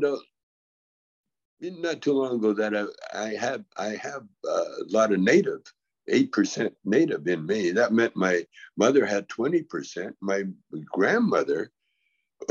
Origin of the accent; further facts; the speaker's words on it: Calgary, Alberta, Canada; when I grew up in Calgary